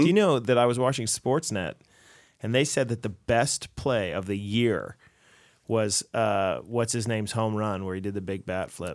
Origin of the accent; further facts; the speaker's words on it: United States; as an American